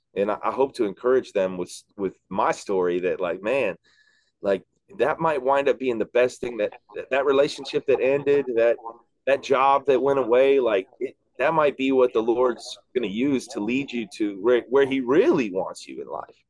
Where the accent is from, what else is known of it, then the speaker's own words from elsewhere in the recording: Chicago, Illinois, United States; I grew up in Chicago